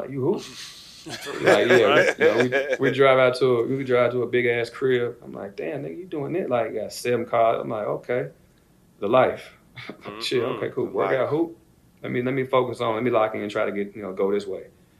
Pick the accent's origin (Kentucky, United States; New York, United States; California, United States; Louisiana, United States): Kentucky, United States; Louisville; like I said, I'm from Kentucky, so I didn't watch basketball growing up. I didn't watch football. Like, I was outside playing. So we didn't have a professional team in Louisville